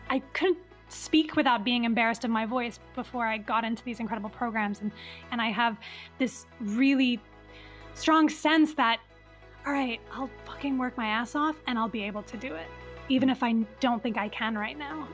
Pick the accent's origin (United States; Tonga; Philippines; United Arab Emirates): United Arab Emirates; Dubai; born or raised there; also born or lived in Riyadh, Saudi Arabia